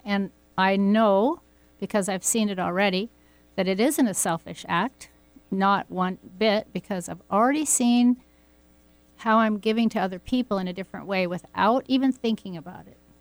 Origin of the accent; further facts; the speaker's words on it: Pacific Northwest, United States; growing up in the Pacific Northwest and going down to the river